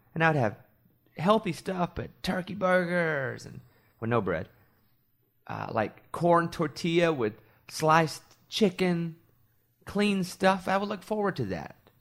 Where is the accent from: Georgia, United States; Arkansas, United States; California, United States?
Arkansas, United States; moved away; also born or lived in New York; I grew up in Arkansas